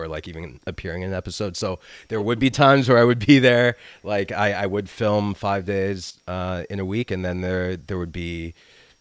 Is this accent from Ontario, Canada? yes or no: yes; Toronto, Ontario, Canada; I grew up mostly in Toronto and then north of the city in my more formidable years.